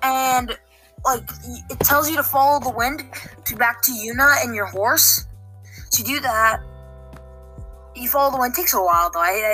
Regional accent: Canada; We're all Canadian here

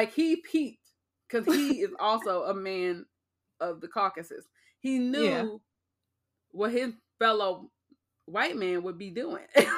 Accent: Los Angeles, California, United States; I'm from Los Angeles

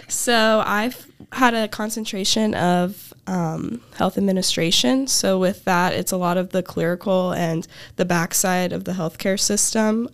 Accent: Tuscola, Illinois, United States; I'm from Tuscola, Illinois, about thirty minutes south of campus.

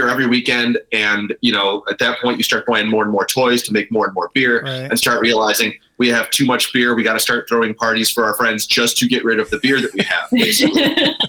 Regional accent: Chicago, Illinois, United States; we're from Chicago

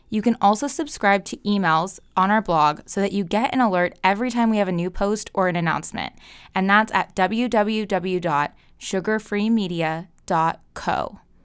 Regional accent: United States; We as the American people

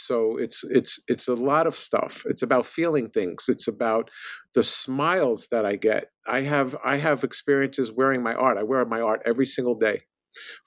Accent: New York City, New York, United States; I grew up in the Bronx in borough of New York City

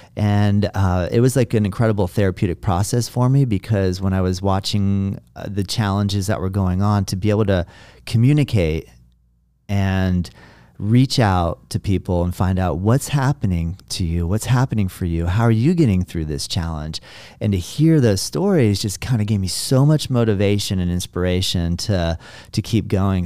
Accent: Juno Beach, Florida, United States; moved away; also born or lived in US West Coast; now I'm in my hometown and my family is here

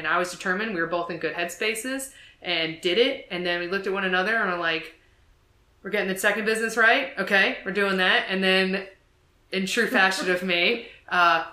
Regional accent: New Jersey, United States; moved away; also born or lived in Savannah, Georgia; I'm from New Jersey, and then I moved to Savannah

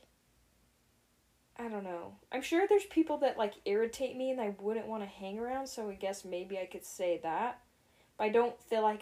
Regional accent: Wellsville, Utah, United States; moved away; also born or lived in Ogden, Utah / Layton, Utah; pretty much my whole life, I grew up in Wellsville. So I'm from the good old Hicktown, Wellsville.

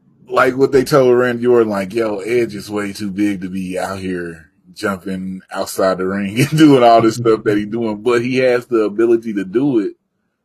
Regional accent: Mississippi, United States; I'm from Mississippi

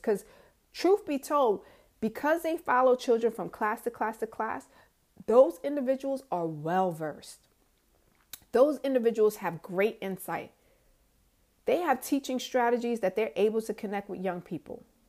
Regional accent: New York, United States; moved away as an adult; also born or lived in Georgia; from New York.

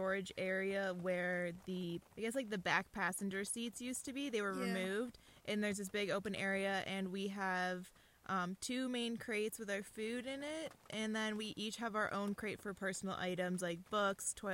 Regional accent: Baltimore area, Maryland, United States; moved away as an adult; I'm also from the Baltimore area. I actually met Sarah in middle school, and then we ran cross country together in high school

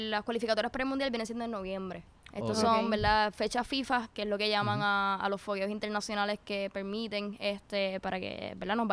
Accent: Puerto Rico; por lo menos yo soy bien bien puertorriqueña

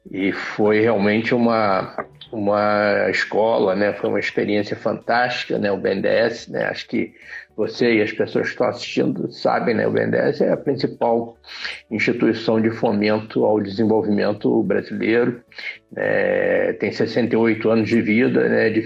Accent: Rio de Janeiro, Brazil; Eu sou carioca, é... sempre morei no Rio, Fui criado na Tijuca, estudei numa aplicação da UERJ, mas eu sou tão velho que na época ainda era o EG, que ainda era o estado da Guanabara.

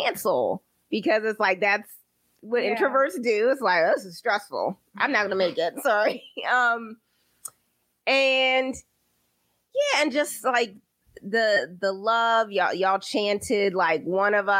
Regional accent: Baltimore, Maryland, United States; now in Philadelphia, United States; I'm from Baltimore

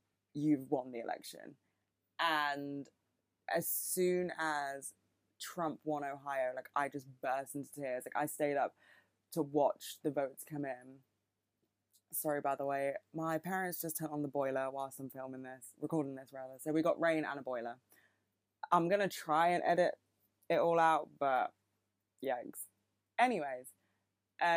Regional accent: United Kingdom; accent: British; I'm not American, in case you couldn't fucking tell. I have a very British accent

